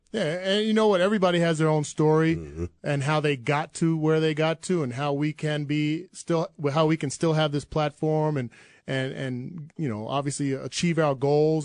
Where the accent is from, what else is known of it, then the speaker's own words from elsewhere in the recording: New Jersey, United States; moved away as an adult; also born or lived in Iowa; where I grew up in Jersey